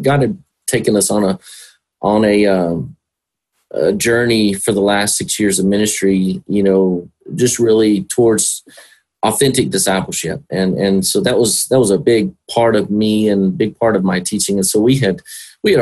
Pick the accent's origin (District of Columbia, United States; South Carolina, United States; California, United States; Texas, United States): Texas, United States; Whitharral; I grew up with them in Whitharrow